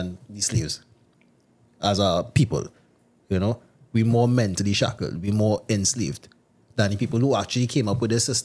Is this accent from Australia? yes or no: no; Trinidad & Tobago; I am a Trinidadian.